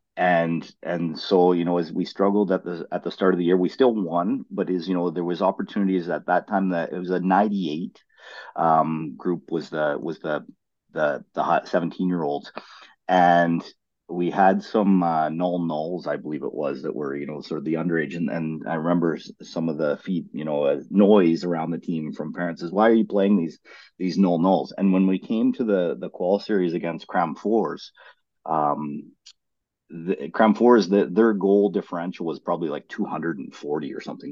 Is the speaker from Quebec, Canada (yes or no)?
no; Ontario, Canada; also born or lived in British Columbia, Canada; now in Sweden; But I grew up in Ontario, in Canada, and I grew up in a farming community.